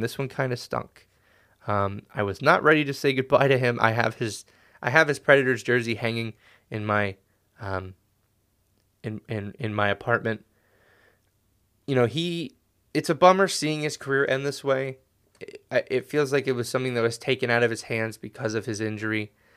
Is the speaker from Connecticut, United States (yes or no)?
yes; Connecticut, United States; growing up in Connecticut